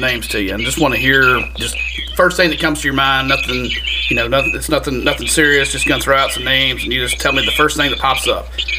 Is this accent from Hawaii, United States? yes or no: no; Memphis, Tennessee, United States; we growing up in Memphis